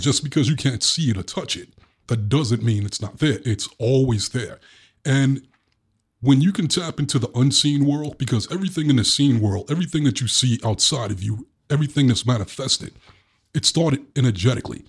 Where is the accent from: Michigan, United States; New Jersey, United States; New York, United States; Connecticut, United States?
New York, United States; New York City; accent: Brooklyn; my Brooklyn accent